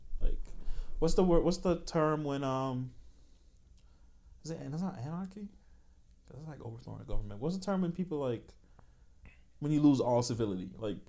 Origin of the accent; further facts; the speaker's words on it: Jamaica; I'm Jamaican, baby.